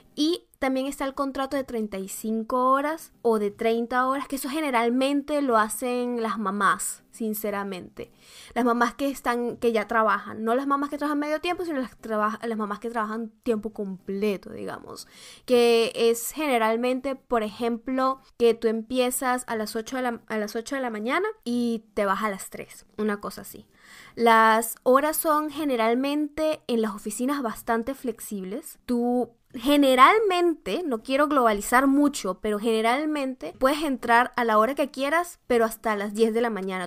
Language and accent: Spanish; Venezuela; now in Germany; mi país natal, digamos Venezuela